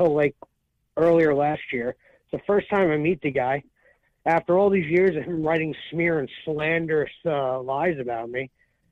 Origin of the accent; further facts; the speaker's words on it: New York, United States; we're from New York